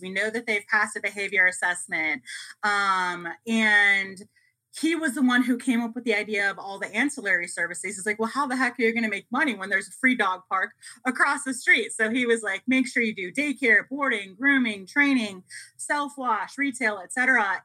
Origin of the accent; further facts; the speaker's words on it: Chicago, Illinois, United States; moved away as an adult; now in Las Vegas, United States; I'm originally from the Chicago area.